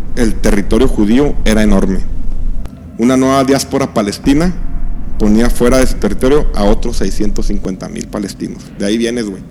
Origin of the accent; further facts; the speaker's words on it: Mexico; A nosotros como mexicanos